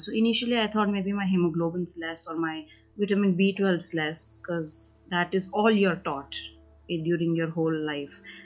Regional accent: India; also born or lived in United Kingdom; I am from India

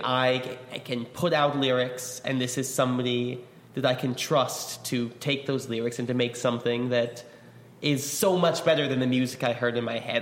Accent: New York, United States; I grew up in New York

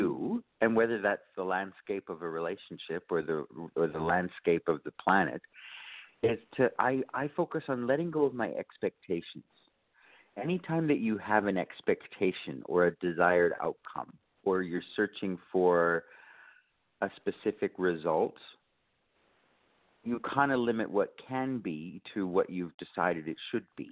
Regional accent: Canada; now in Brisbane, Australia; I should say I'm all the way from Australia, but I am a Canadian originally

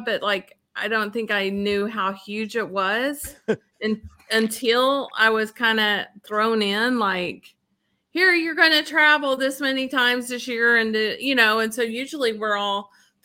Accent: Fort Worth, Texas, United States; moved away as an adult; now in Denton, United States; I grew up in Fort Worth, but got here as soon as I was able to, once I graduated from high school.

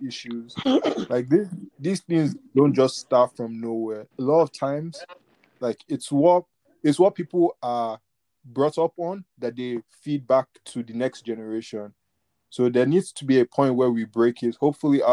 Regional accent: Nigeria; we're both Nigerian.

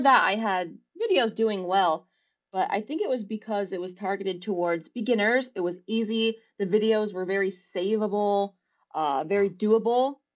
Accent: near Scranton, northeastern Pennsylvania, United States; also born or lived in London; I grew up in northeastern Pennsylvania. I still Okay. live here.

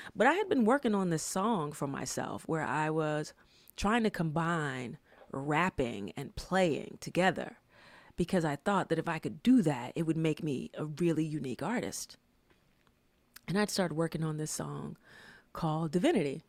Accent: Atlanta, Georgia, United States; moved away as an adult; I was from Atlanta, and during that time, Atlanta just had some really great hip-hop music.

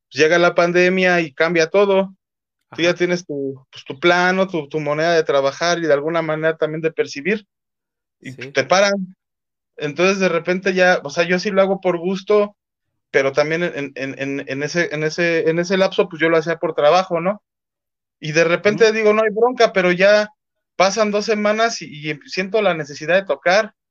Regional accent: Mexico; pues si soy mexicano, ¿por qué en inglés, no?

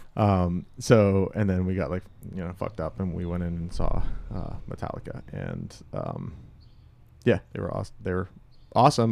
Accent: outside of Pittsburgh, Pennsylvania, United States; we grew up, uh, outside of Pittsburgh

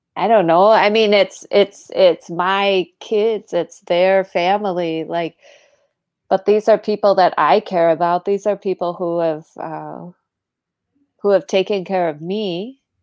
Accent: United States; as an American

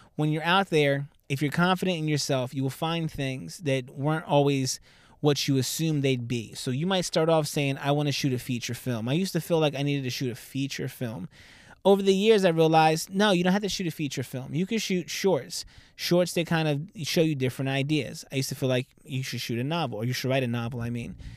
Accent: Southern New Jersey, United States; also born or lived in Philadelphia; I'm from Southern Jersey

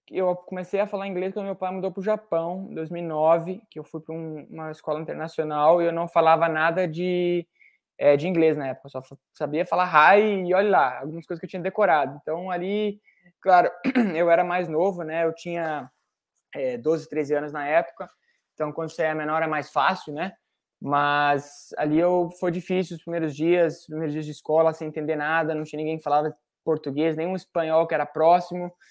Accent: Brazil; Eu, é, eu vivi muito a escola brasileira, porque por causa do meu pai, porque eu sou brasileiro.

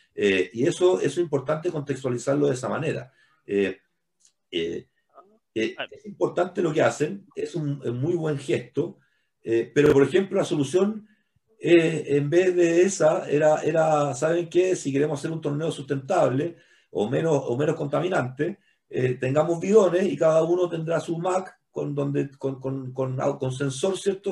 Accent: Chile; todos somos chilenos

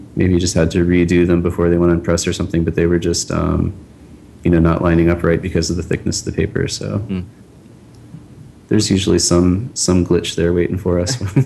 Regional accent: Pittsburgh, Pennsylvania, United States; I'm from Pittsburgh, and I was you know a Pirates fan growing up

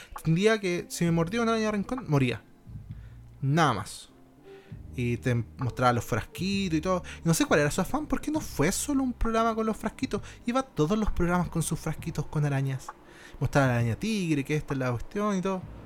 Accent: Rancagua, O'Higgins, Chile; Yo soy de región, ¿cachai? Yo soy de, de Rancagua

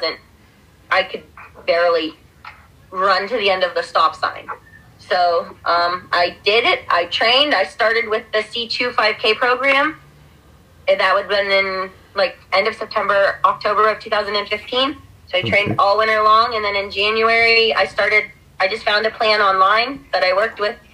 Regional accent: Sharpsville, Pennsylvania, United States; Growing up in Sharpsville, we would always get pizza at Plaza Pizza

